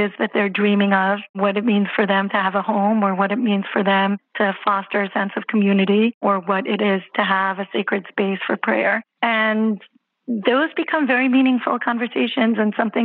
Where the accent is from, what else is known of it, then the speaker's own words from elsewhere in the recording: Israel; moved away as an adult; also born or lived in Jerusalem, Israel; now in New York City, United States; I'm originally from Israel